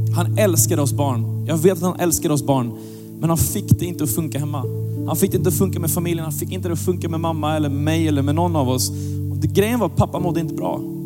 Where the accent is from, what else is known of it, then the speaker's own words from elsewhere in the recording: Gothenburg, Västra Götaland, Sweden; jag växte upp i Göteborg